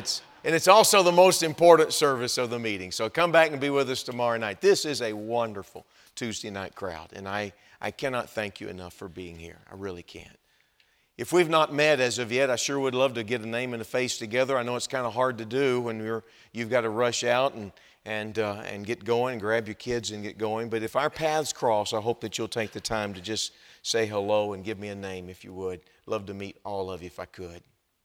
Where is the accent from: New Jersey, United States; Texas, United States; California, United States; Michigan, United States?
Texas, United States; now in Wisconsin, United States; I think you can tell that I'm not from Wisconsin. And I've got, this is the way it comes out when you grow up in Texas.